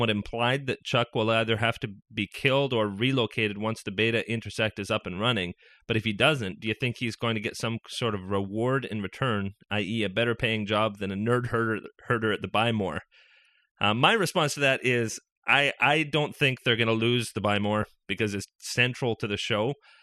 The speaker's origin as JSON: {"language": "English", "country": "Canada", "said": "I'm from Canada"}